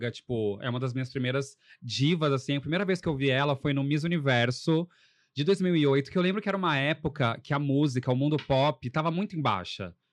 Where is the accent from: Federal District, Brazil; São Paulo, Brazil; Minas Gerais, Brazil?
Minas Gerais, Brazil; Poços de Caldas; moved away as an adult; eu sou de Poços de Caldas, já moro, moro aqui desde 2007, vim para cá fazer faculdade, só que eu vou, ia sempre para Poços, praticamente todo fim de semana.